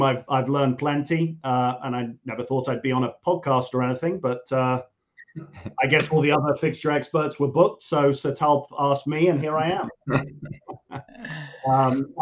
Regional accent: Birkenhead, North West England, United Kingdom; grew up in Birkenhead

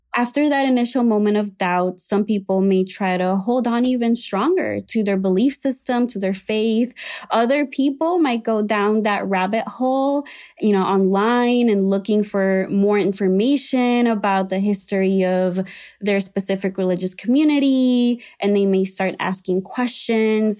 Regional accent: Puerto Rico; moved away as an adult; now in Chicago, United States; I was raised in Puerto Rico in an evangelical slash Pentecostal, uh, church

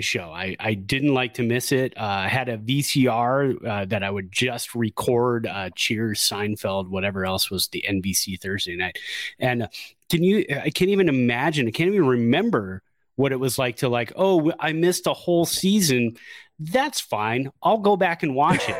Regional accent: Santa Clara, California, United States; Born and raised in Santa Clara.

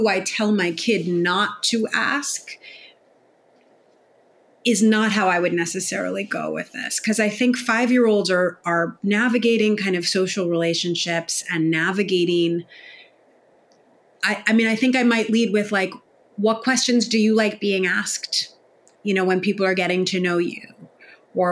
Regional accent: New York City, New York, United States; I grew up in New York City

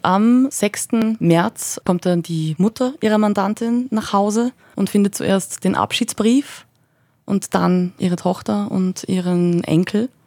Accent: Upper Austria, Austria; als Oberösterreicherin

